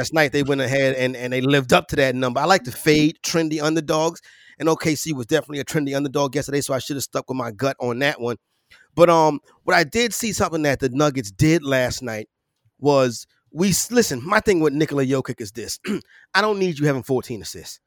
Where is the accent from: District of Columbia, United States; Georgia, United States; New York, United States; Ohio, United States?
New York, United States; I'm a New Yorker